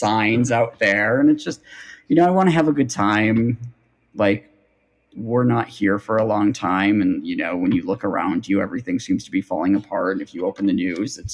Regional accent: Buffalo, New York, United States; from Buffalo

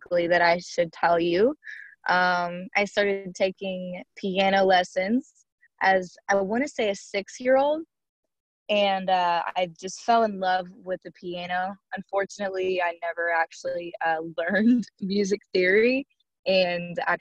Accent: Shreveport, Louisiana, United States; I am born and raised in Shreveport, Louisiana

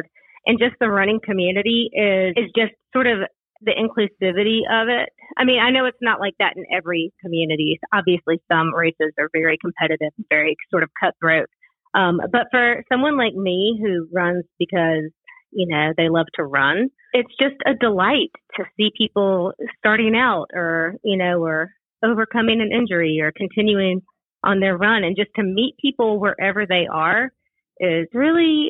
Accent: Augusta, Georgia, United States; moved away as an adult; also born or lived in Western North Carolina; now in Asheville, United States; When I was about 5 or so, my folk moved down to Augusta, Georgia

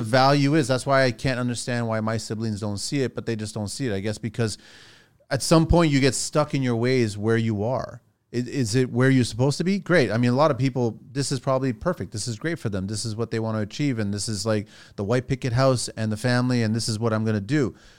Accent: Toronto, Ontario, Canada; also born or lived in France / Montreal; I was raised in Canada.

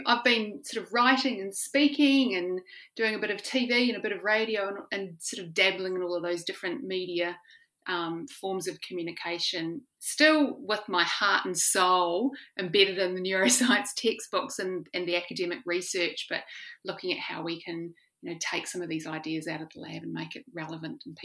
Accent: New Zealand; I'm from New Zealand

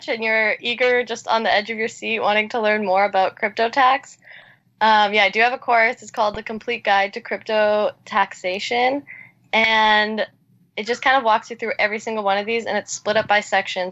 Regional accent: Canada; I was born and raised in Canada

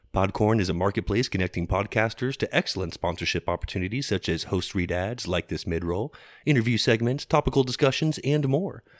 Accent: Texas, United States; we're from Texas

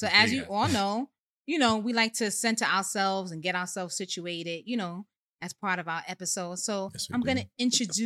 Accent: New York City, New York, United States; I represent everything Bronx. I hail from Co-op City, Section 5

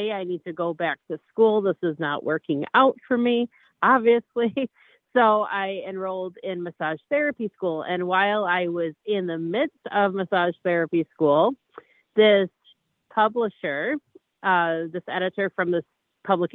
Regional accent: Bay City, Michigan, United States; I am from Bay City, Michigan.

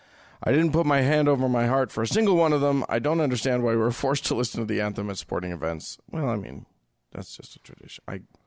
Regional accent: Utah, United States; that's the first thing people ask when I tell them I grew up in Utah. Yes, it is the first thing anybody will ask you. We Utahns get that no matter where we go.

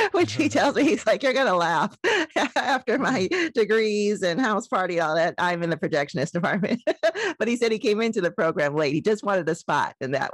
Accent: Midwest, United States; now in New York, United States; I arrived in New York from the Midwest.

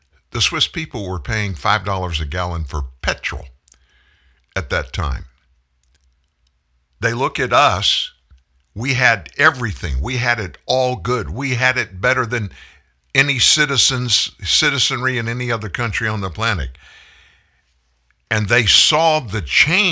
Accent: Louisiana, United States; also born or lived in South Texas; I was born in South Texas. I lived most of my life in Louisiana.

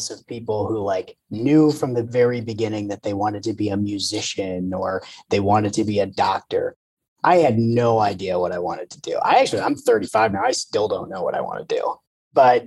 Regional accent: Potomac, Maryland, United States; also born or lived in Chicago; now in New York City, United States; I've lived all over though, but I was born and raised just outside of DC and in Maryland

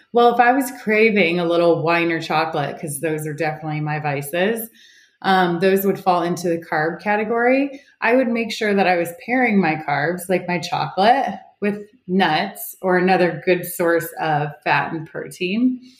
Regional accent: Ohio, United States; moved away as an adult; also born or lived in Oklahoma; now in Orange County, California, United States; I live in Orange County, California, but I grew up in Ohio, one of eight kids

